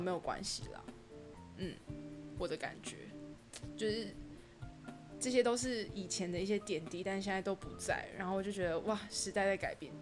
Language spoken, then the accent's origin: Chinese; New Taipei, Taiwan; also born or lived in Banqiao District, New Taipei; 我是新北人